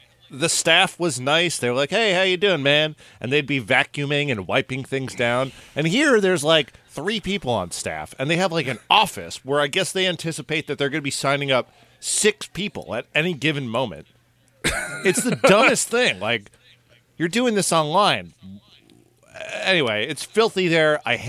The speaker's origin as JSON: {"language": "English", "region": "New York", "country": "United States", "said": "it's nothing. I'm from New York. I'm tough."}